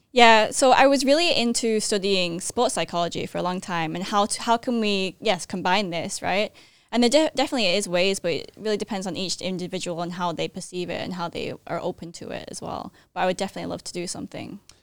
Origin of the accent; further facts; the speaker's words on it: Manchester, North West England, United Kingdom; moved away as an adult; also born or lived in United States; now in Thailand; I was born in Manchester, England. I'm half Thai, half English.